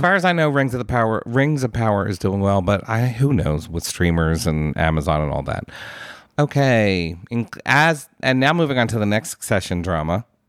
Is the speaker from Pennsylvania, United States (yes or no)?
yes; Philadelphia, Pennsylvania, United States; accent: Philadelphia; my Philadelphia accent